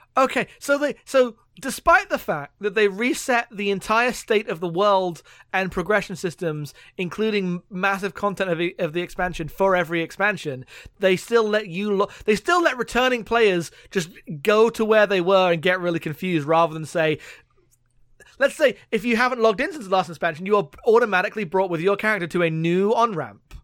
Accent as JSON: {"language": "English", "region": "London", "country": "United Kingdom", "tie": "born or raised there", "moved": "yes", "said": "I grew up in London, so, like, my hometown's like, damn, look at all the, like, gentrification that's happened here"}